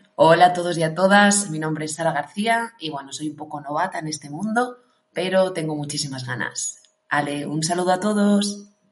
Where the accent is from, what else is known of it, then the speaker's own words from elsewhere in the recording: China; Spanish is a second language; now in Valencia, Spain; soy de China y ahora estoy doctorando en Valencia